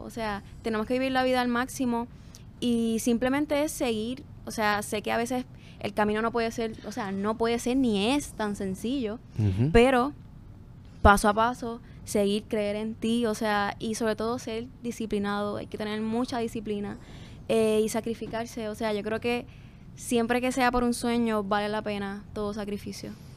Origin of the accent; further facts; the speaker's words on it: Corozal, Puerto Rico; vengo de Corozal, que yeah. mi pueblo, o sea, allí la cultura musical es bien rica